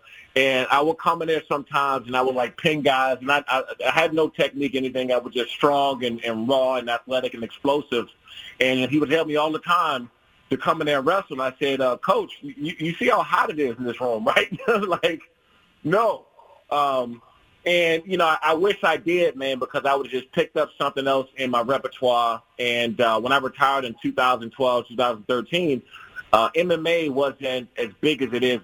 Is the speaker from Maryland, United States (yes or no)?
yes; Prince George's County, DMV area, Maryland, United States; I grew up in the Prince George's County and DMV area